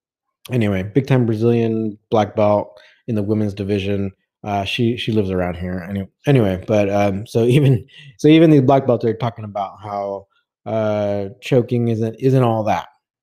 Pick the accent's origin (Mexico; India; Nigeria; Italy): India; I'm actually an Indian, but when I learned about catch wrestling, I literally fell in love with it